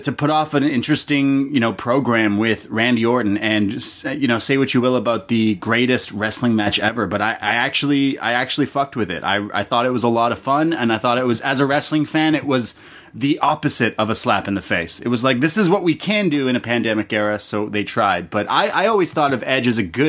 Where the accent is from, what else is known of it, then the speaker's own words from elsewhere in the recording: Toronto, Ontario, Canada; I'm from Toronto, my whole life living here